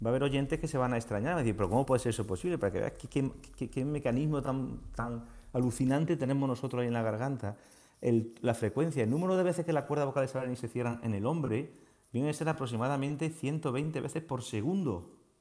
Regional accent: Montoro, Andalusia, Spain; now in Marbella, Spain; soy montoreño y mi familia vive en Montoro

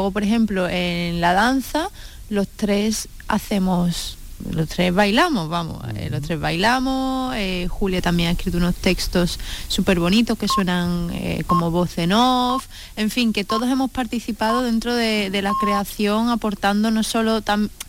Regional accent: Seville, Andalusia, Spain; deseando poder presentarlo en Sevilla, que teníamos muchas ganas de presentarlo en nuestra ciudad.

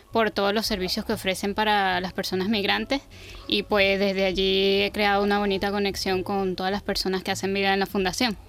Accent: Venezuela; now in Spain; yo soy venezolana

